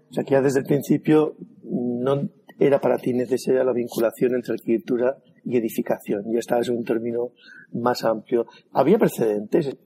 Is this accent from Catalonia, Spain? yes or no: no; La Rioja, Spain; dos riojanos